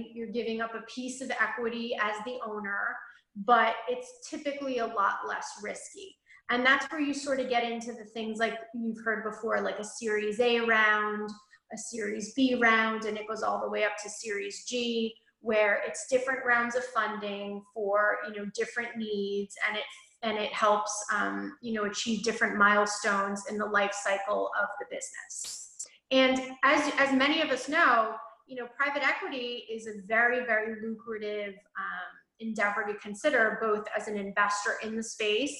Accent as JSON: {"language": "English", "region": "New York", "country": "United States", "tie": "born or raised there", "said": "I grew up in right outside of New York City"}